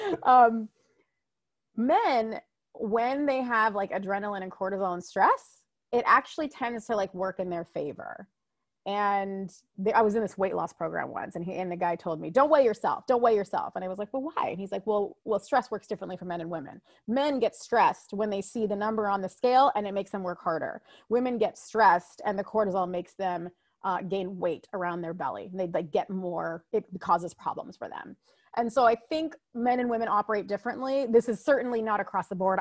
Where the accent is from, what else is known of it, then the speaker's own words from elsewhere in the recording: United States; I am a first generation American, meaning my mom and dad immigrated here, and then I was born here in America